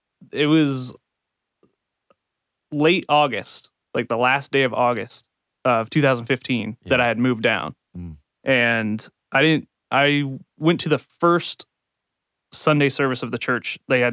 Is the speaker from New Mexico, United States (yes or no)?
no; Ohio, United States; moved away; I'm from Ohio and I was in a band up there